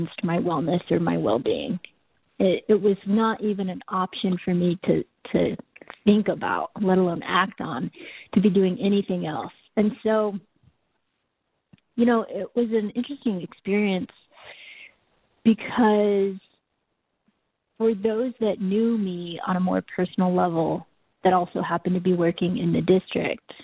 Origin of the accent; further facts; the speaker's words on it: Boise, Idaho, United States; also born or lived in South Korea; I was raised in Boise, Idaho